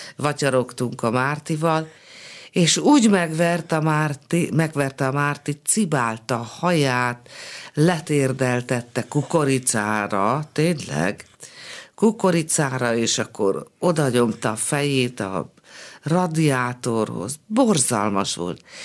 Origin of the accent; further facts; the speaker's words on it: Budapest, Hungary; also born or lived in Szolnok; pesti lány vagyok